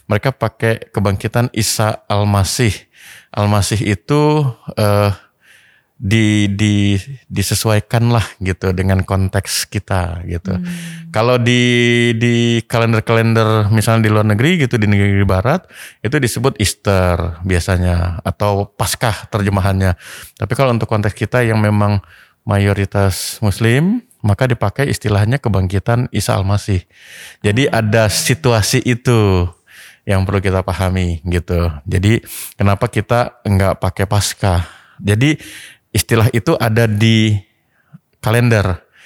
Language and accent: Indonesian; North Sumatra, Indonesia; dong saya orang